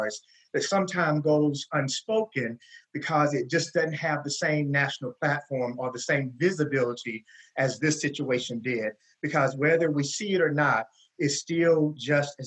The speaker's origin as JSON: {"language": "English", "town": "Gaffney", "region": "South Carolina", "country": "United States", "tie": "born or raised there", "also_born_or_lived": "Spartanburg, South Carolina", "said": "Gaffney, South Carolina, which is my hometown"}